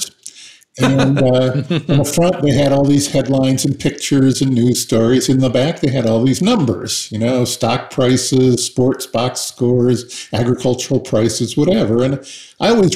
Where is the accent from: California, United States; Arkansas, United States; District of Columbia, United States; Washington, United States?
Washington, United States; Seattle; I was raised in Seattle